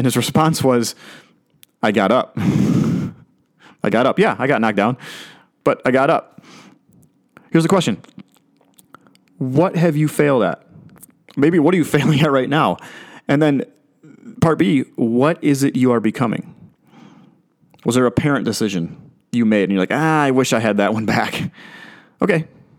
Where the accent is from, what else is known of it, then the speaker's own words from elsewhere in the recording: Chicago, Illinois, United States; When I was growing up in Chicago, I watched the Chicago Bears, and they had a linebacker named Mike Singletary, Samurai Mike.